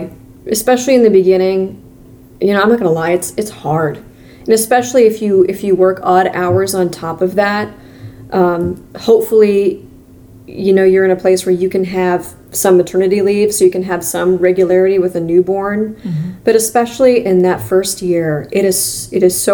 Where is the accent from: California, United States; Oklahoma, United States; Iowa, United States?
Iowa, United States; Ottumwa; also born or lived in Missouri / Minnesota; now in Cedar Rapids, United States; growing up in Ottumwa